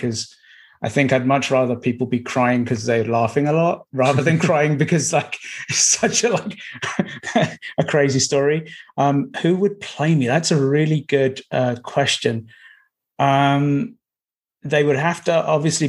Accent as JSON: {"language": "English", "country": "United Kingdom", "said": "I'm a Brit"}